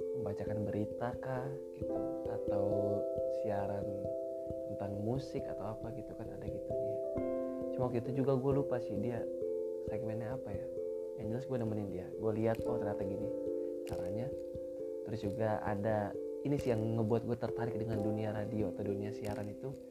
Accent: Sukabumi, West Java, Indonesia; moved away as an adult; now in Egypt; Di Sukabumi, gua lahir di Sukabumi.

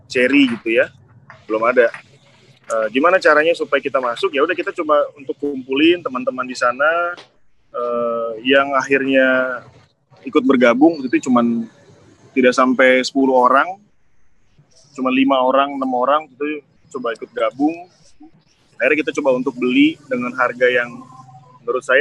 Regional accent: East Nusa Tenggara, Indonesia; Nah, itu yang itu yang membuat saya agak sedikit tergelitik di situ kok di kampung saya banyak kopi kok tapi di kafe-kafe di hilir nggak

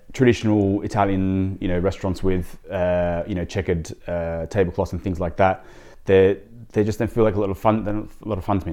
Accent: Sydney, New South Wales, Australia; moved away as an adult; now in London, United Kingdom; I, I grew up in Sydney

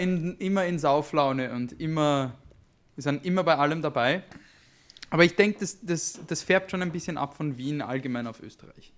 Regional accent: Bern, Switzerland; obwohl das wir die Hauptstadt sind.

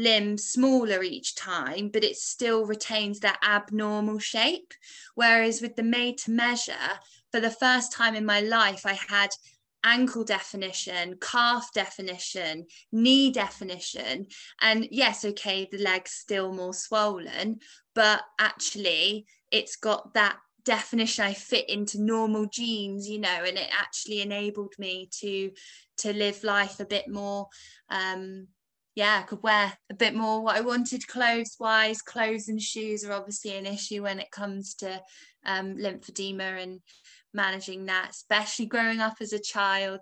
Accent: England, United Kingdom; moved away as an adult; now in Wales; I was born in England

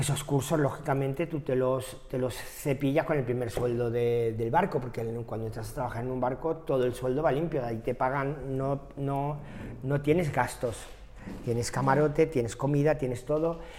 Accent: Maspalomas, Canary Islands, Spain; also born or lived in Germany; now in Madrid, Spain; San Bartolomé de Tirajana, municipio Maspalomas, que es de donde soy

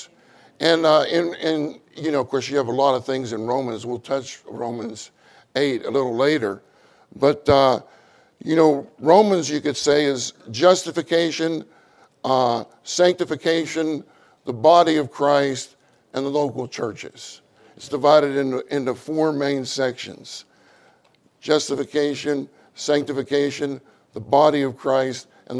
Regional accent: Pittsburgh, Pennsylvania, United States; moved away as an adult; also born or lived in Kansas / Houston / Dallas / Irving; I grew up in Pittsburgh, Pennsylvania. I grew up there

